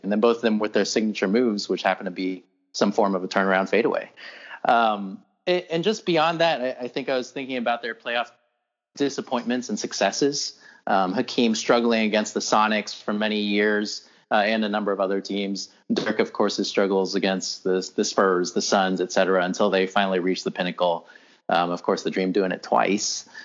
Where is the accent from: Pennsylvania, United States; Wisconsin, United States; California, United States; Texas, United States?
Texas, United States; Houston; I'm from Houston